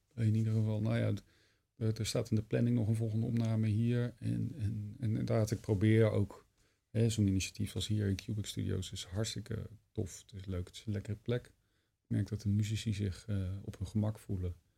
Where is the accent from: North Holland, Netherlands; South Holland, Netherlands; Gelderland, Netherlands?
Gelderland, Netherlands; Wageningen; moved away; En ik was net naar Wageningen verhuisd. Ja. Terug verhuisd, waar ik vandaan kom